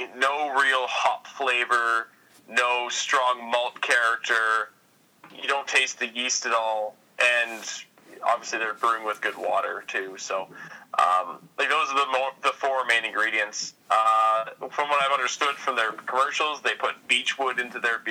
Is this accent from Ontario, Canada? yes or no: no; near Grande Prairie, Alberta, Canada; moved away; my hometown